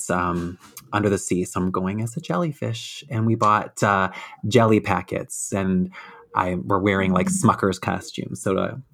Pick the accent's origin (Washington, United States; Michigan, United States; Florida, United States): Michigan, United States; Detroit; I'm from Detroit